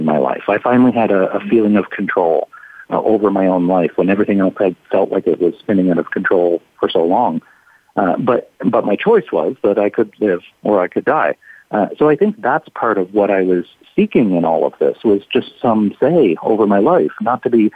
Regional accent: small town on the east coast of Canada, Atlantic Canada, Canada; my hometown, just a small town on the east coast of Canada, on the shores of the Atlantic Ocean.

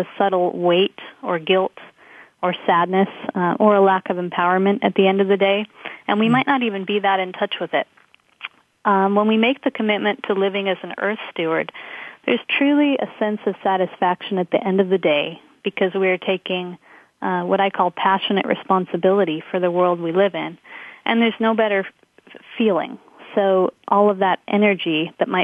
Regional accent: Los Angeles, California, United States; moved away as an adult; I grew up in Los Angeles, but I left at a very young age after high school

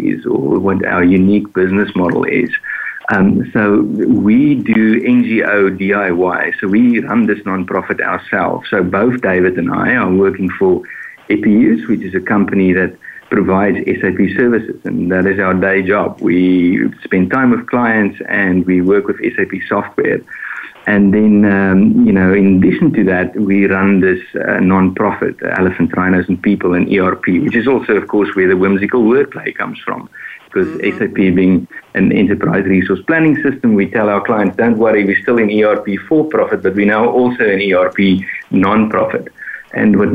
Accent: South Africa; now in Boston, United States; born in South Africa, live in Boston in the US, but I'm calling in from Denmark

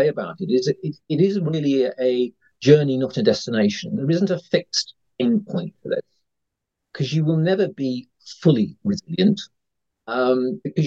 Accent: United Kingdom; probably tell from my accent, I'm a Brit

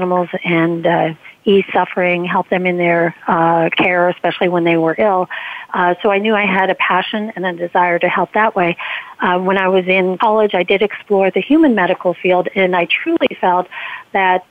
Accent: Ohio, United States; now in Cranberry, United States; We had all sorts of animals on the farm growing up in Ohio

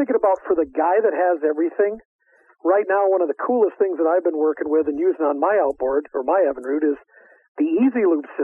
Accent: Lansing, Iowa, United States; Right here near my hometown of Lansing

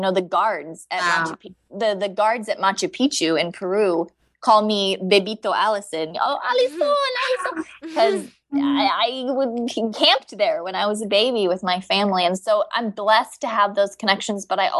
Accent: Bali, Indonesia; And then I grew up in Indonesia, so Bali Bali is definitely a second home to me.

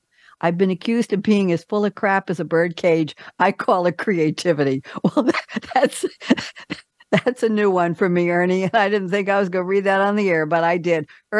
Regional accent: New York, United States; But I'm a New Yorker, so I don't know.

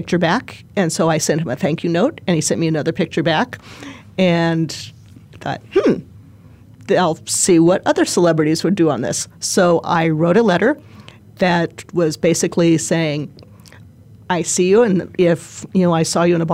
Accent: Arizona, United States; I have grown up here

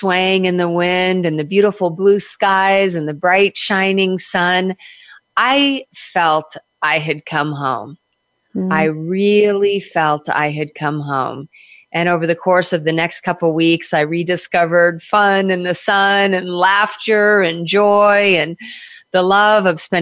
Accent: Southern California, United States; moved away as an adult; also born or lived in New York / New Jersey; I was born in California and I was raised on the beaches of Southern California

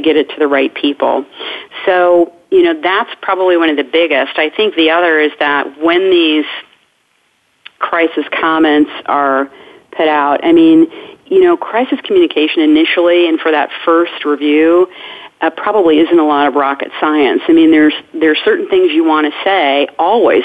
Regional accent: Indiana, United States; in Indiana, in my home state

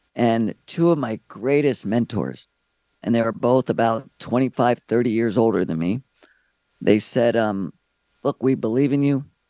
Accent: Maryland, United States; moved away as an adult; also born or lived in California; I'm from Maryland

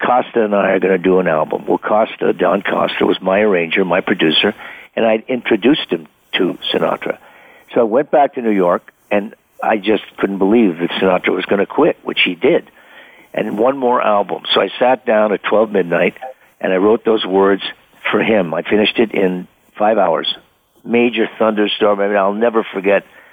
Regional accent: Ottawa, Ontario, Canada; a little guy from Ottawa, Canada

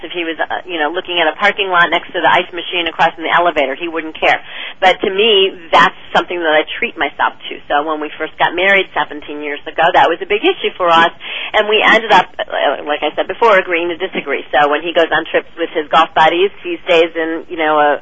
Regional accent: Chicago, Illinois, United States; now in Los Angeles, United States; I'm from Chicago originally, but I have lived in L.A. now for 25 years

